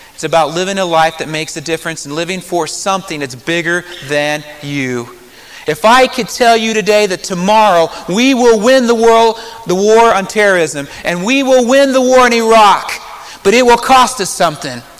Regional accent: Marion, Indiana, United States; moved away as an adult; Growing up in Marion, Indiana

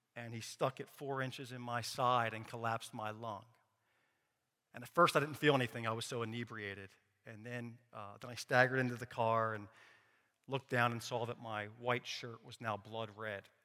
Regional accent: Philadelphia, Pennsylvania, United States; I grew up in Philadelphia, born and raised

